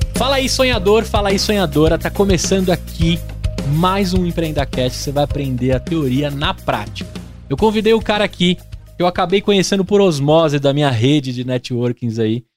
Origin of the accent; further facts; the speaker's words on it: Brazil; a gente aqui como brasileiro